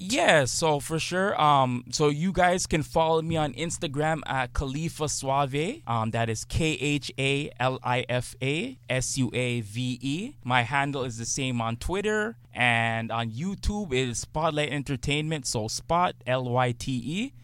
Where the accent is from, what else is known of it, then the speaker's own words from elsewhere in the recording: Toronto, Ontario, Canada; not your usual kid growing up in Scarborough